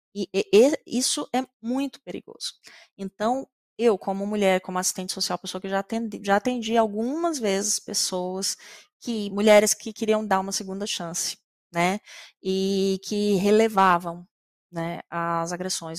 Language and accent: Portuguese; Mato Grosso, Brazil; Eu sou do Mato Grosso